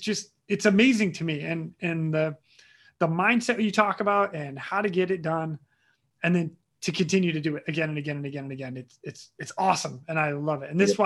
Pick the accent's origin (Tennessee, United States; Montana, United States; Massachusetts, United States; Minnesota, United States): Massachusetts, United States; Cape Cod; I came from Cape